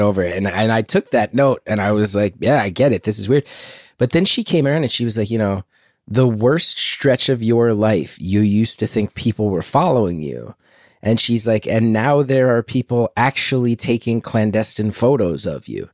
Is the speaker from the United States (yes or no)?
yes; New Jersey, United States; also born or lived in New York; I grew up in Jersey